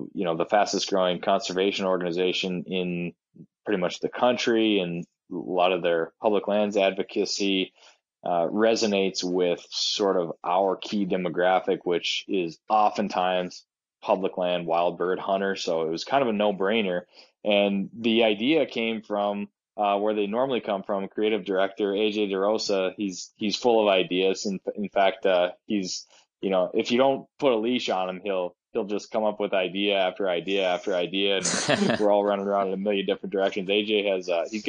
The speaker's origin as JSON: {"language": "English", "town": "Duluth", "region": "Minnesota", "country": "United States", "tie": "born or raised there", "said": "my hometown of Duluth"}